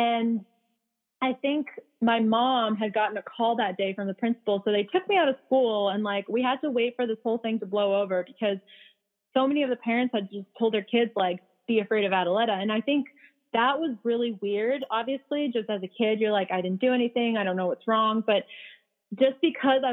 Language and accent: English; California, United States; also born or lived in Bosnia / Philadelphia; I came here when I was 5, which is why I don't really have an accent, and I grew up in California